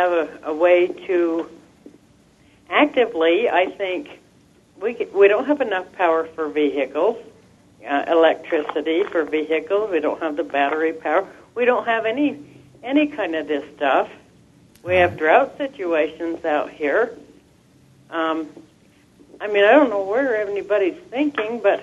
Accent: Carbon County, Utah, United States; also born or lived in Orem, Utah; I was born in Carbon County, Utah, and it's a coal mining town

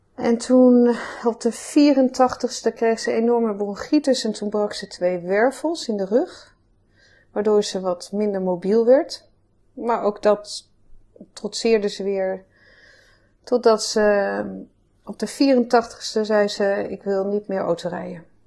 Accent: Amsterdam, North Holland, Netherlands; also born or lived in Groningen; Geboren en getogen in Amsterdam, hier in het Vondelpark

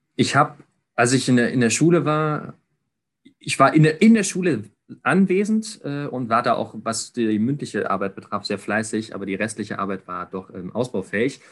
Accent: Ludwigsburg, Baden-Württemberg, Germany; ich komme komme aus Ludwigsburg gebürtig, auch wenn ich nicht Zeit meines Lebens immer nur hier gewohnt habe

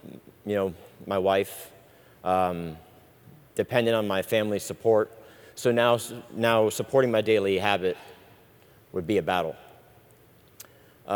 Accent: Sarasota, Florida, United States; also born or lived in Ireland; I'm originally from Sarasota. I'm 38 years old, and I was originally born in Ireland. I lived there till I was about 7 years old when my parents split, and my mother moved my brothers and I to the U.S.

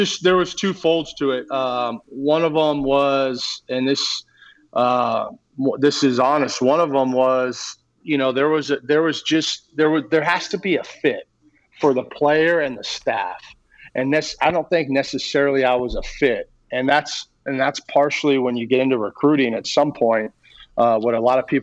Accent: Long Beach, California, United States; I grew up in Long Beach

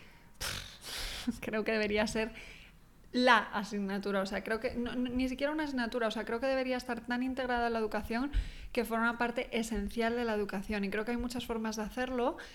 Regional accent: Pontevedra, Galicia, Spain; moved away as an adult; also born or lived in Australia; soy gallega yo

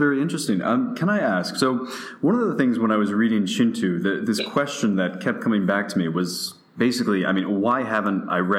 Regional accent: United States; as an American

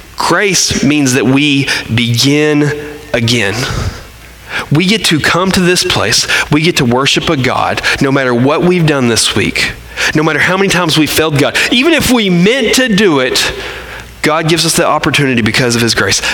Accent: Arkansas, United States; we're from Arkansas

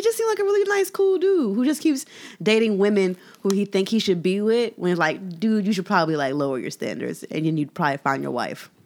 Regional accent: Philadelphia, Pennsylvania, United States; my Philadelphia citizenship

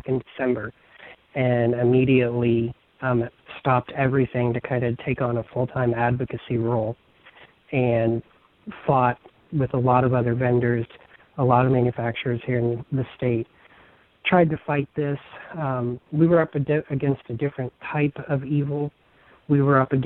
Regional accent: Indiana, United States; I was born and raised here in Indiana

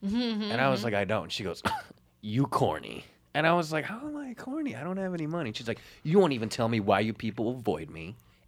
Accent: New York City, New York, United States; I'm born in Flushing, which is still Korea, kind of basically.

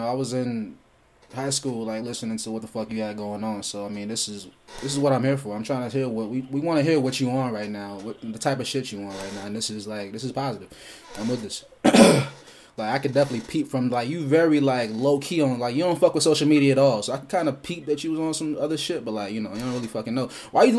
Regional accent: Nashville, Tennessee, United States; I'm from Nashville, Tennessee, man.

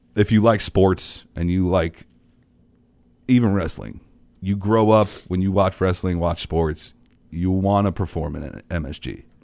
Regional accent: New York City, New York, United States; I'm a kid from Queens

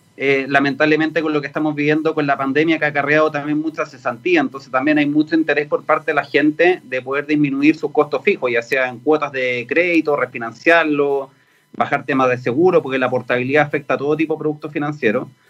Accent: Chile; en Chile somos un mercado chiquitito piloto, que somos 20 millones

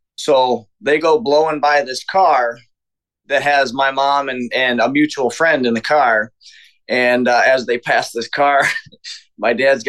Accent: Houston, Texas, United States; born there; I was born in Harris County, Texas, Houston.

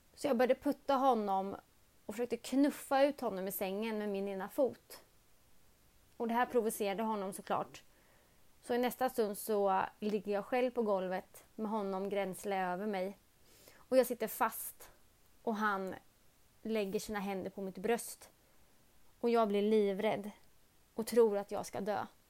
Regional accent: Örebro, Örebro County, Sweden; jag kommer ifrån Örebro

